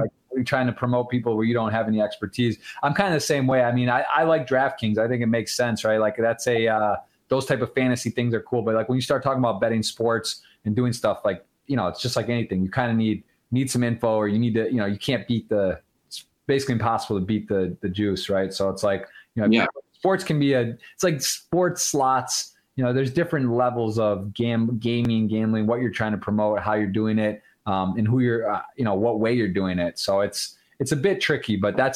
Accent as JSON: {"language": "English", "town": "Ann Arbor", "region": "Michigan", "country": "United States", "tie": "born or raised there", "said": "I am born and raised in Ann Arbor, Michigan, in the U.S."}